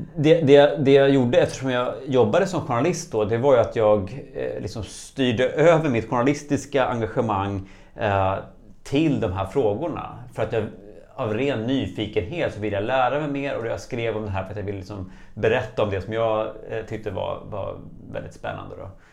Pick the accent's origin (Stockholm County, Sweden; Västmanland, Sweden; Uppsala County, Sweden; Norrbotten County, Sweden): Stockholm County, Sweden; Stockholm; moved away as an adult; now in Dalarna, Sweden; nyligen flyttat ifrån eh, min födelsestad Stockholm till en liten by i Dalarna